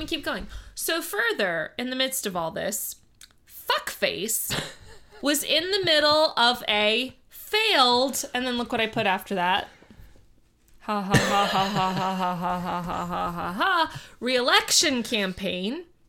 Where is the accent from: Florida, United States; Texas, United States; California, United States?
Florida, United States; South; growing up in South Florida, during Andrew